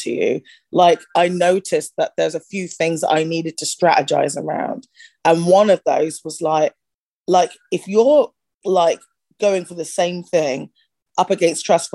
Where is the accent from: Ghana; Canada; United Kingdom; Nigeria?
United Kingdom; Bristol, South West England; now in United States; I was born in Bristol. I grew up in at the time it was a village. It's grown since. Outside of Bristol